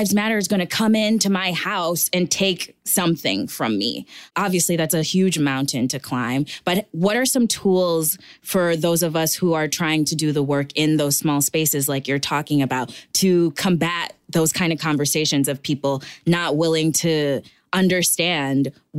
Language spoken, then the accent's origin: English; Minnesota, United States; I grew up in Minnesota, in Trump country, literally, and 20 minutes away is where George Floyd was murdered.